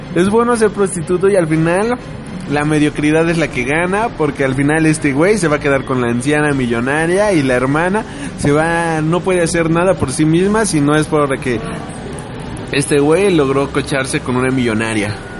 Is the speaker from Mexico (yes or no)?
yes; Mexico; como mexicano